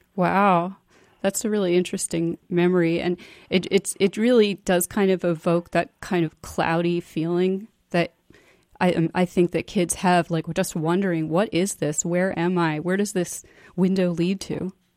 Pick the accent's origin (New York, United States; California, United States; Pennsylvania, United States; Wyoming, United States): New York, United States; New York City; moved away as an adult; also born or lived in Boston; that was a very different experience for me growing up in New York City